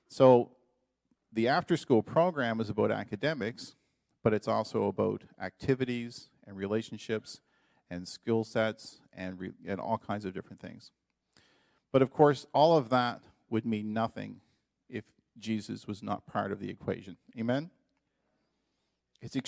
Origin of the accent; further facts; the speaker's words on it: Canada; moved away as an adult; now in Dominican Republic; as a Canadian